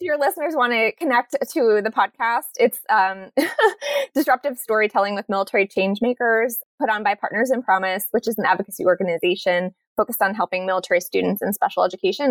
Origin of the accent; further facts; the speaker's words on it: New Jersey, United States; now in Monterey, United States; I'm from New Jersey and from born in the 80s